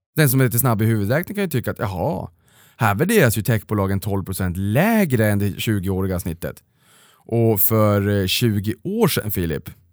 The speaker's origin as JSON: {"language": "Swedish", "town": "Boden", "region": "Norrbotten County", "country": "Sweden", "said": "jag kommer ju faktiskt från Boden"}